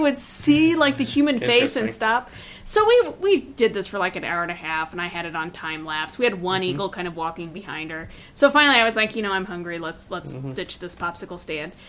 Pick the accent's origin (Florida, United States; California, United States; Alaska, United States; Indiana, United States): Indiana, United States; moved away; From my home state of Indiana.